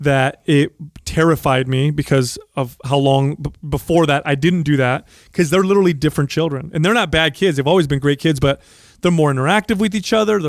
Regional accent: San Jose, California, United States; I grew up here in San Jose

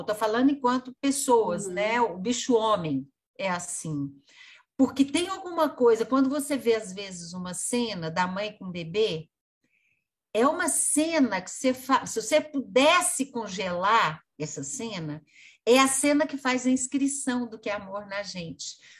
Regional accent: Brazil; a gente é brasileiro

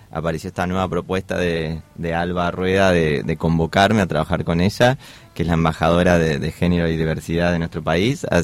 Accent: Patagonia, Argentina; Yo soy de la Patagonia y es algo que vivo constantemente, ¿no?

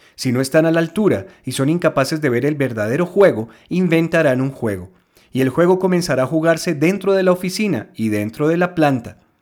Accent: Colombia; aquí en mi país, en Colombia

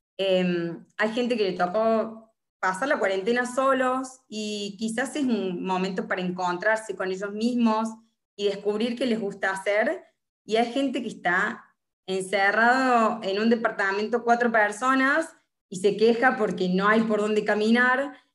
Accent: Córdoba, Argentina; moved away as an adult; now in Buenos Aires, Argentina; soy de Córdoba

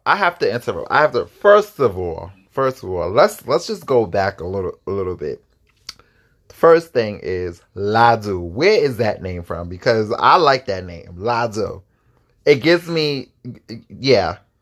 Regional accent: East Coast, United States; I'm from the East Coast and I'm a little more ugh, like a little rough

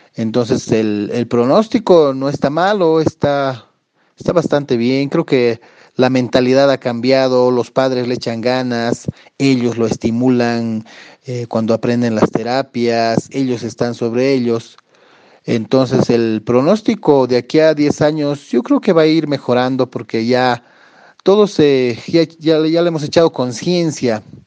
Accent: Bolivia; yo ya llevo casi 12, 13 años ah, ejerciendo aquí en mi país

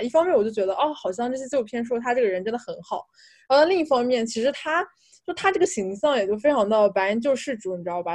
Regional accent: China; moved away as an adult; 我作为一个中国人

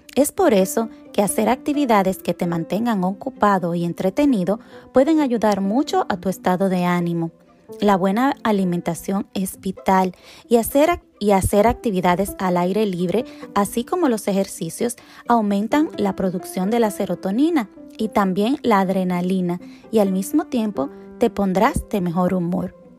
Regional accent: Dominican Republic; now in United States; vengo de la República Dominicana, una isla tropical donde hay sol y calor la mayor parte del año.

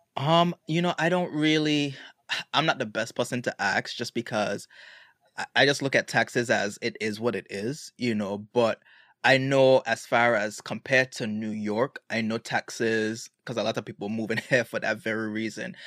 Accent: Road Town, British Virgin Islands; also born or lived in United States; now in Atlanta, United States; I was born here in the States and I spent all my life in Tatola

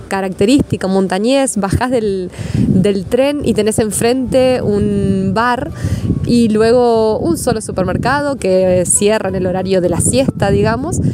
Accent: Argentina; moved away as an adult; now in Turin, Italy; la ciudad en la que elegí venir a vivir cuando salí de Argentina, que es Torino

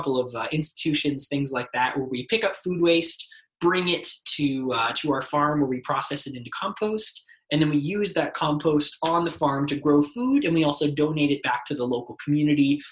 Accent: Windsor, Ontario, Canada; I grew up in Windsor, Essex

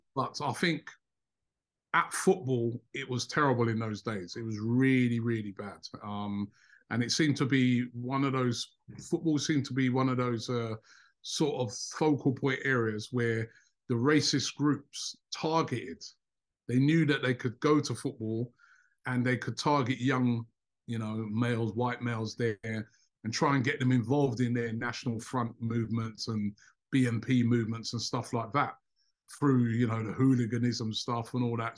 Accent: Luton, East of England, United Kingdom; also born or lived in London; I was born in London. Um, grew up for most of my um my childhood in Luton, which is um a town just about 30 miles outside of London. That's where I went to school.

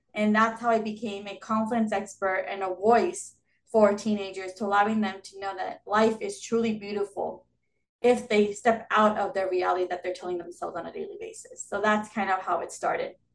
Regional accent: Southern California, United States; I've been born and raised in Southern California. Um, never left.

